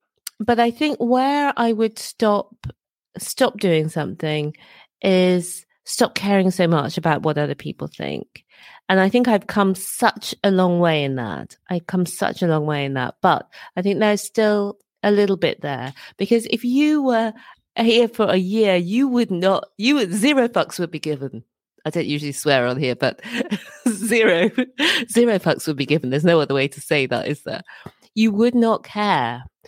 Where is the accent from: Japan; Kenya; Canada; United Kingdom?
United Kingdom; Birmingham, West Midlands; also born or lived in Dorset / Edinburgh; I've lived in a number of places. I grew up in Birmingham. I was born in Dorset. My dad was in the army, grew up in Birmingham, and lived in Edinburgh for over 15 years.